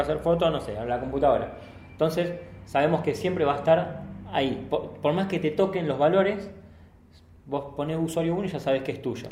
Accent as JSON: {"language": "Spanish", "town": "Rosario", "region": "Santa Fe", "country": "Argentina", "said": "nosotros somos de Rosario"}